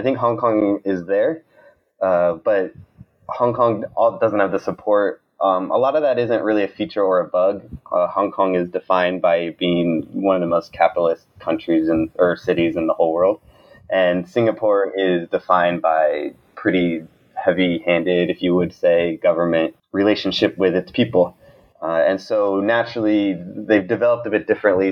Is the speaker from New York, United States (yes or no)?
no; Montana, United States; moved away as an adult; also born or lived in Oakland, California; I grew up in Montana